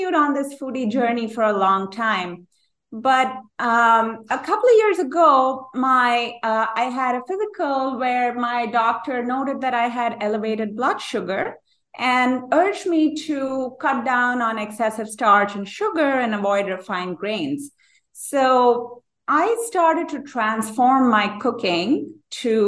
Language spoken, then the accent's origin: English; India; moved away as an adult; also born or lived in New York City; now in United States; I grew up in India